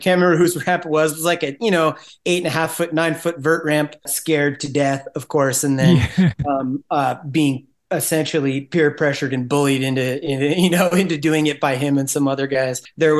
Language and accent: English; Salinas, California, United States; also born or lived in Monterey, California; So Salinas is kind of my, you know, kind of my hometown.